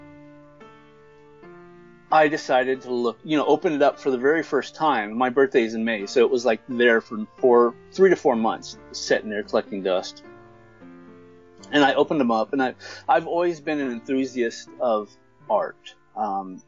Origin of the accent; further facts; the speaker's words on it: Apple Valley, California, United States; I'm 42 years old, and I'm from Apple Valley, California